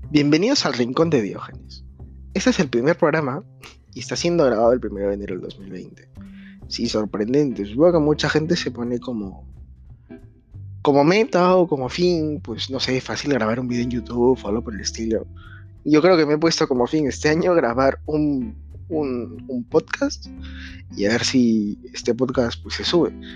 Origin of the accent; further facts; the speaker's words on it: Peru; now in Spain; actualmente me encuentro viviendo en España, pues hay como 6 horas de diferencia con mi país natal, que es Perú